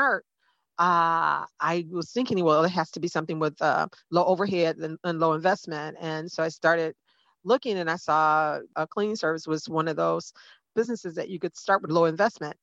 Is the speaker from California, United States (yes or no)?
no; Detroit, Michigan, United States; moved away as an adult; now in Fort Lauderdale, United States; I'm from Detroit, Michigan. I've lived in Florida for the last 20 years